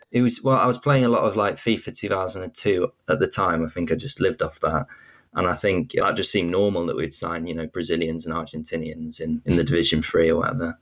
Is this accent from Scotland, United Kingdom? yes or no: no; York, Yorkshire and the Humber, United Kingdom; I'm from York